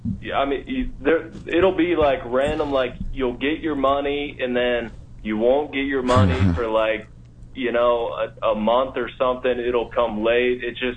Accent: Montana, United States; moved away; I'm from Montana

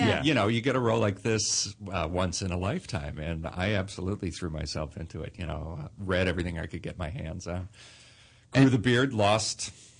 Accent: Chicago, Illinois, United States; I grew up in Illinois

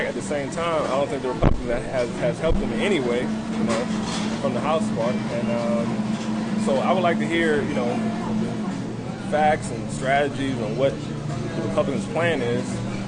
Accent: Louisiana, United States

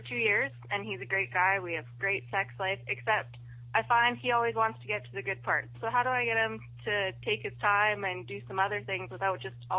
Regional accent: Alberta, Canada; From Alberta, Canada.

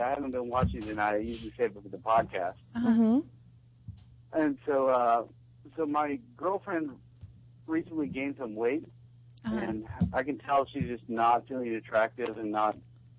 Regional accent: California, United States; from California.

